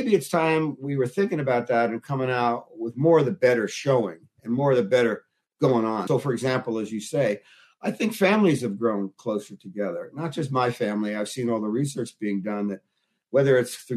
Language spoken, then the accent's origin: English; Newark, New Jersey, United States; I grew up in Newark, New Jersey